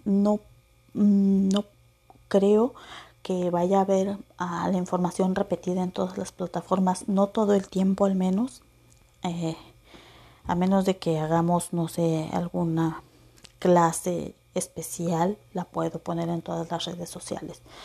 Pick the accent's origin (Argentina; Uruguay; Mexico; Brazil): Mexico; Acapulco, Guerrero; moved away; also born or lived in Veracruz; nací en el bello Veracruz, crecí en Acapulco